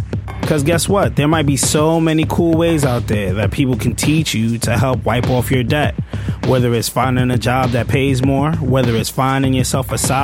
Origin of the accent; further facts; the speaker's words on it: New York City, New York, United States; I'm a law student. I spent 5 years working on Wall Street, and I'm from Brooklyn